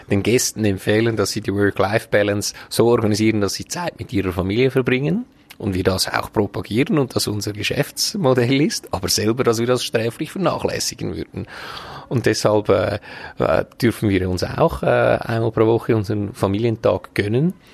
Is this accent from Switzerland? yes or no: yes; Braunwald, Glarus, Switzerland; Ich bin hier auch aufgewachsen in Braunwald, hier in die Schule gegangen